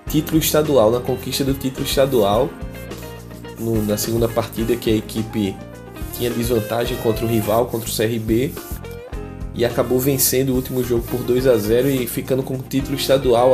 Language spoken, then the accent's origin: Portuguese; Maceió, Alagoas, Brazil; esse ser de Maceió